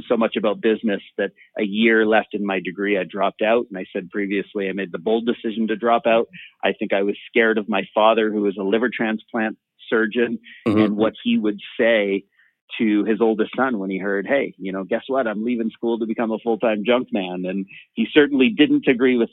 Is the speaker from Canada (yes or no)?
yes; Canada; also born or lived in San Francisco, California, United States; I was born and raised in San Francisco. So I was born an American. I am now a Canadian living in Vancouver.